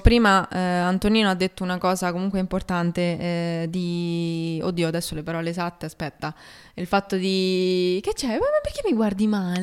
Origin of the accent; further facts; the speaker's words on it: Rome, Lazio, Italy; Di Roma.